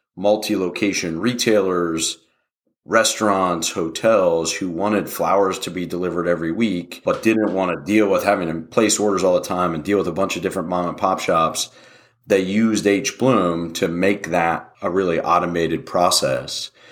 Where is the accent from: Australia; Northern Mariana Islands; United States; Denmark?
United States; Wheeling, West Virginia; moved away as an adult; also born or lived in Pittsburgh / Philadelphia; now in Austin, United States; We grew up in Wheeling, West Virginia